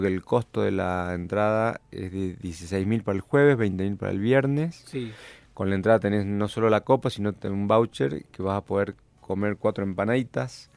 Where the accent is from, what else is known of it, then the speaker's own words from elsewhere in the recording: San Juan, Argentina; also born or lived in Salta; now in Jujuy, Argentina; somos originarios de San Juan